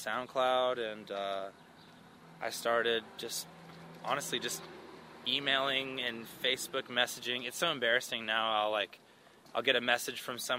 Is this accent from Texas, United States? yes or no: yes; Austin, Texas, United States; I'm from Austin, Texas